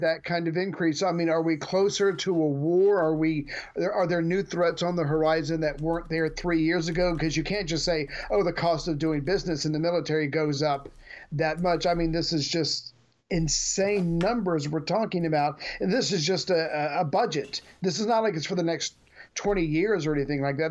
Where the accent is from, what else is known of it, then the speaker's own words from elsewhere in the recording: United States; as the American